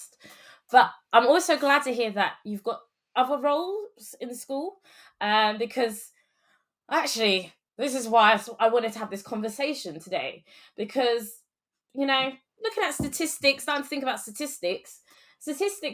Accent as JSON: {"language": "English", "region": "London", "country": "United Kingdom", "tie": "born or raised there", "said": "I was born and raised here in London, the UK, but, you know, on my mum's side, we're Jamaican, dad's side, St. Lucian"}